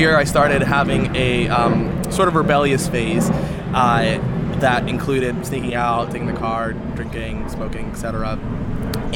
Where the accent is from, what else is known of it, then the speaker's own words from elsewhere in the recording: Maryland, United States; I grew up in Maryland.